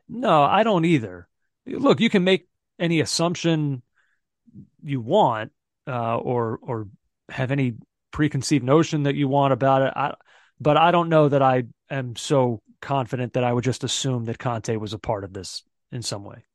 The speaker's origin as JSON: {"language": "English", "town": "Philadelphia", "region": "Pennsylvania", "country": "United States", "moved": "yes", "lives_now": "New York, United States", "said": "I'll just always identify as a Philadelphian"}